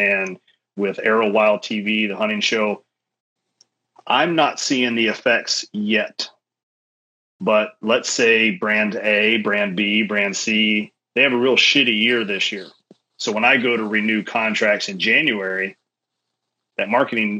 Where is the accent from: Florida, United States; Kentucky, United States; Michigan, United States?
Kentucky, United States; I grew up in Kentucky with NASCAR